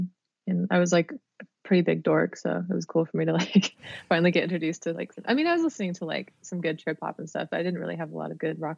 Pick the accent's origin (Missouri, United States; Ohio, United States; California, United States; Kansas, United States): California, United States; Sacramento; We had this cool record store called Tower when I was growing up in Sacramento.